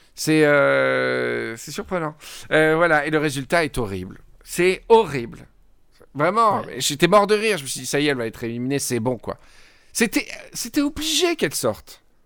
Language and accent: French; Provence-Alpes-Côte d'Azur, France; je suis provençal